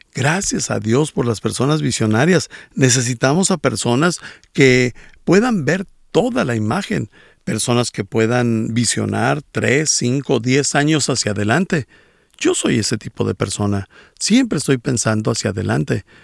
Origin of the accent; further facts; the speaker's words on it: Bolivia; soy de Bolivia